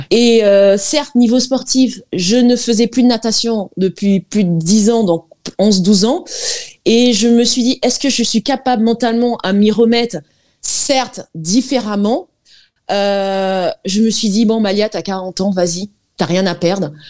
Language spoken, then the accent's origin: French; French Guiana; moved away; je suis guyanaise d'origine, mère euh, algérienne et père guyanais